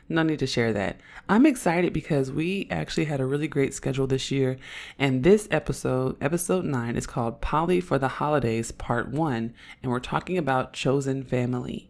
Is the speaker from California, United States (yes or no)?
yes; Oakland, California, United States; accent: Oakland accent; I'm from Oakland